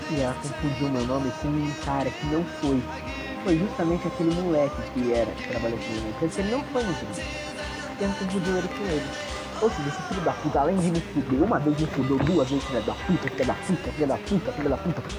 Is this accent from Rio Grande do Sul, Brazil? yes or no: no; São Paulo, Brazil; Sou de São Paulo, é muito longe, não importa.